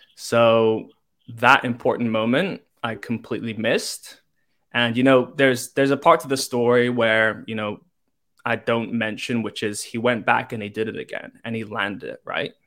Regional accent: Hong Kong; moved away; I'm from Hong Kong, born and raised.

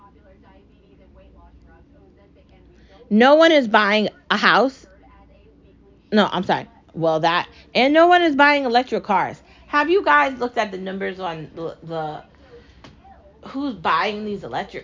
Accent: United States; I'm American.

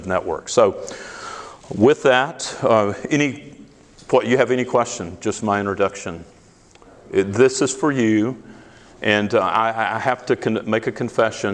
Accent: the South, United States; accent: Southern; moved away as an adult; now in Greeley, United States; I'm originally from the South

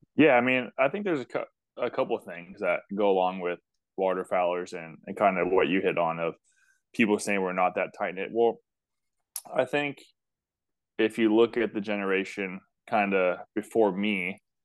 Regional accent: Bay Area, Northern California, United States; I grew up in Northern California in the Bay Area

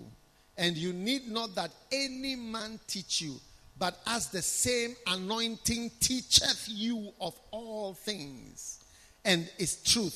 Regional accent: Ghana; we will not be standing here as a Ghanaian

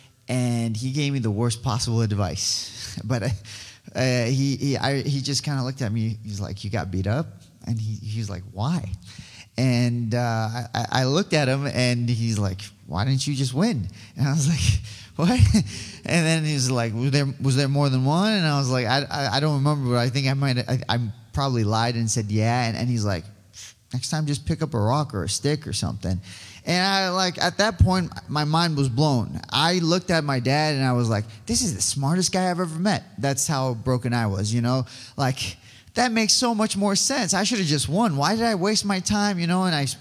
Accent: Iran; now in Yorba Linda, United States; I was born in Iran. I am Assyrian

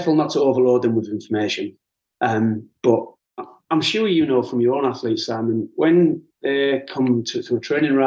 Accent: the Northeast, North East England, United Kingdom; I'm a lad from the Northeast, you know, I'm a white working class lad

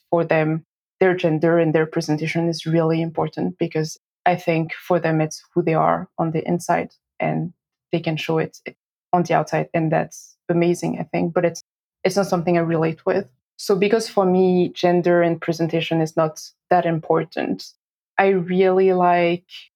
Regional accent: France; moved away as an adult; also born or lived in Boston, United States; now in Auckland, New Zealand; I was born and raised in France

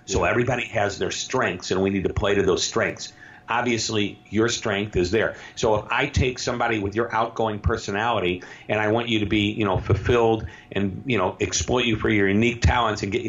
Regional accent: St. Louis, Missouri, United States; I'm from St. Louis, Missouri

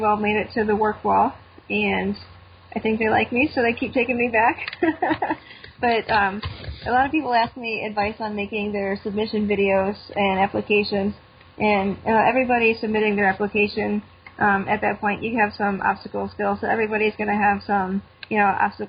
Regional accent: Cleveland, Ohio, United States; my hometown in Cleveland

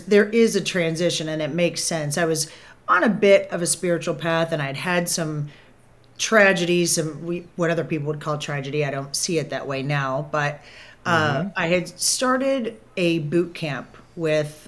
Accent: Kentucky, United States; I grew up in Kentucky, so really Southern upbringing

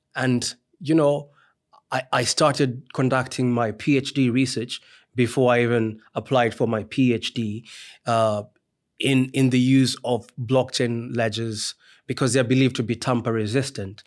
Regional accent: Kenya; moved away as an adult; also born or lived in Trinidad and Tobago; now in Nottingham, United Kingdom; I'm a Kenyan by birth. So, I, um, did, uh, my degree in psychology in Kenya

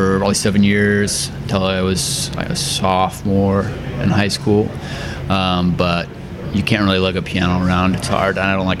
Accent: Greenfield, Indiana, United States; moved away as an adult; now in Indianapolis, United States; I grew up in Greenfield.

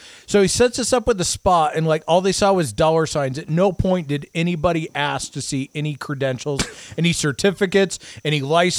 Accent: Iowa, United States; moved away; where I grew up in Iowa

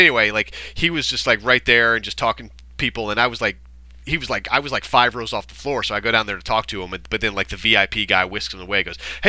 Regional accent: Kansas City, United States; I'm from Kansas City.

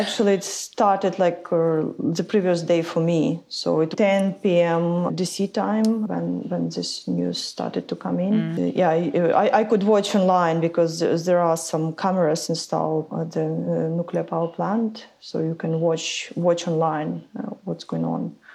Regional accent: Ukraine; moved away as an adult; also born or lived in London; I come from Ukraine and I did an environmental studies back in Ukraine

